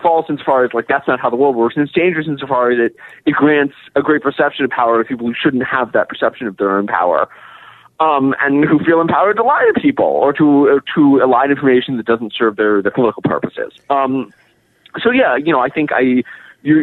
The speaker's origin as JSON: {"language": "English", "town": "Pittsburgh", "region": "Pennsylvania", "country": "United States", "said": "I'm from Pittsburgh"}